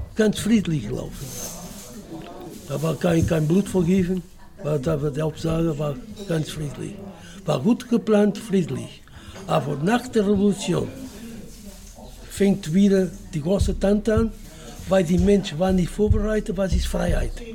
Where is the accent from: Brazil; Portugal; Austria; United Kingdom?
Portugal; German is a second language; now in Germany; Ich komme aus Portugal